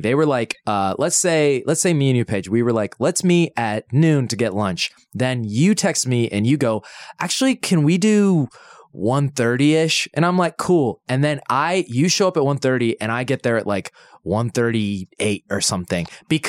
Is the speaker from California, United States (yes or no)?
no; Indiana, United States; Because I'm from Indiana. So I was like, oh shit, I've probably driven past this guy.